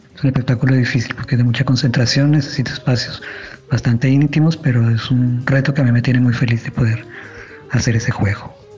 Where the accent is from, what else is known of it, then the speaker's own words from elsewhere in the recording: Colombia; moved away as an adult; now in Chile; soy colombiano